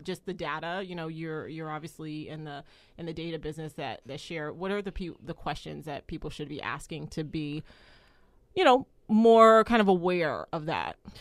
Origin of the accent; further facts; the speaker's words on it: United States; as an American